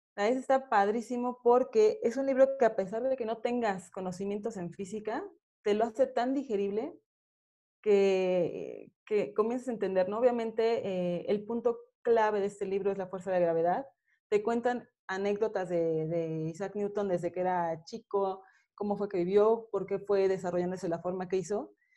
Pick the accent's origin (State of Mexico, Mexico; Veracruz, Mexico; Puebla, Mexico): State of Mexico, Mexico; pues yo soy de aquí del Estado de México, ¿no? Ellos se conocieron aquí y pues aquí, de aquí, aquí soy.